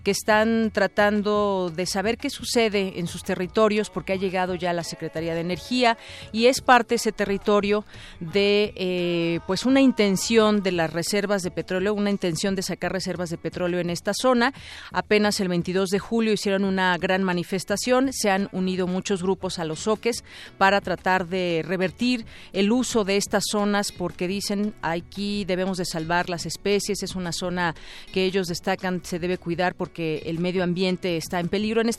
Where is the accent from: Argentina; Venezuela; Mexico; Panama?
Mexico